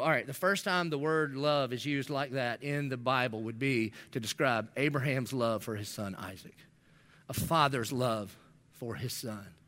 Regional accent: the South, United States; I'm from the South.

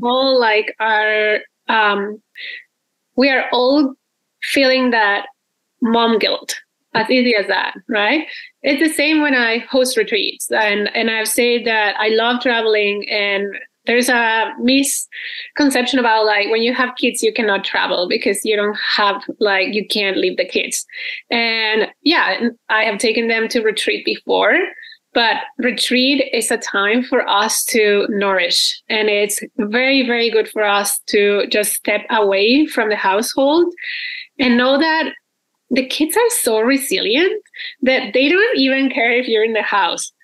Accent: Mexico; moved away as an adult; now in Canada; I'm originally from Mexico, and I've been living in Canada for like 12 years already

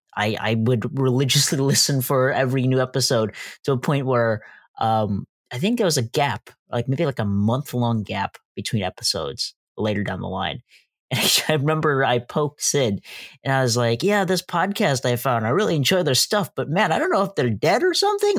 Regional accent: West Chicago, Illinois, United States; I'm from West Chicago

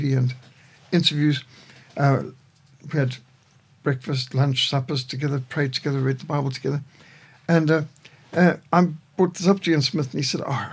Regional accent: Zimbabwe; moved away; also born or lived in Cape Town, South Africa; I was raised in Rhodesia

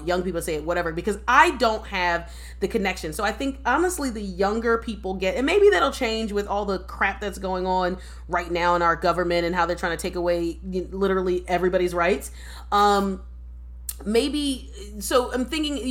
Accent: United States; I'm an American born black person

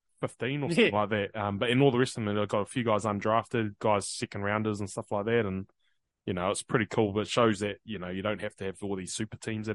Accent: Queensland, Australia; I know I'm a Queenslander, but I'm not. I support Queensland.

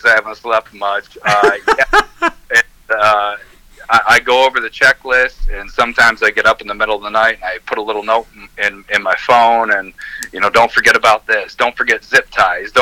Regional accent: Three Rivers, United States; I'm from Three Rivers

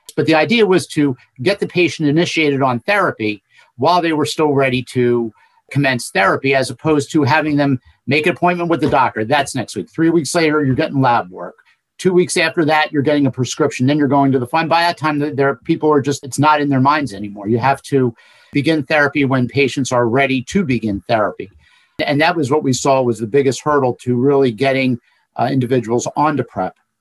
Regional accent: Cinnaminson, New Jersey, United States; I was an elected official in my hometown of Cinnaminson for 16 years

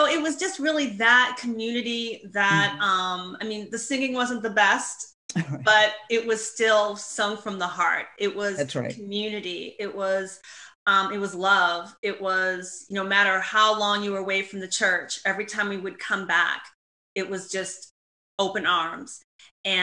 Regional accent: Shaker Heights, Ohio, United States; I grew up right outside Cleveland, Ohio in Shaker Heights.

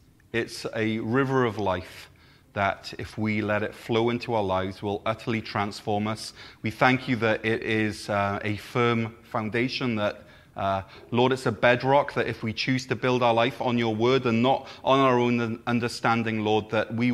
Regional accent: Neath, Wales, United Kingdom; my first ever proper job at a sports shop in my hometown of Neath

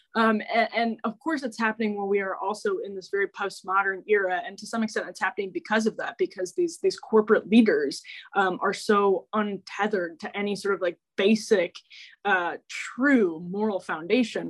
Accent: Waukesha, Wisconsin, United States; I grew up in Waukesha

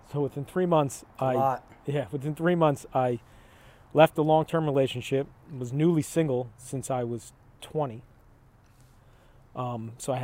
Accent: Manalapan, New Jersey, United States; Grew up in Manalapan. Manalapan

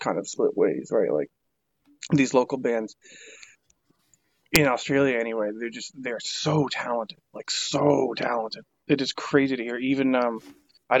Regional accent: Nova Scotia, Canada

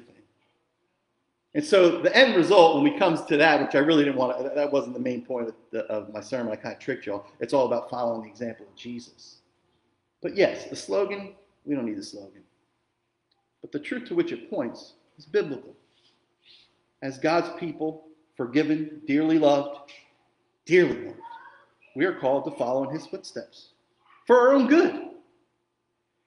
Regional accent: Jersey Shore, New Jersey, United States; I grew up in the Jersey Shore

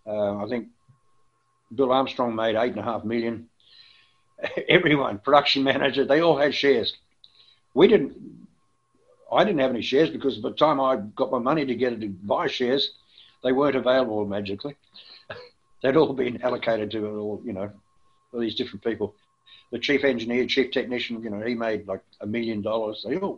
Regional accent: Melbourne, Victoria, Australia; But there were a few people at the FM 104 who didn't like me, basically because I came from Melbourne.

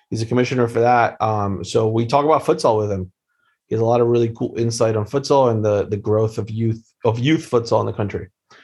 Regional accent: Wilmington, Delaware, United States; born there; I was born in Wilmington, actually.

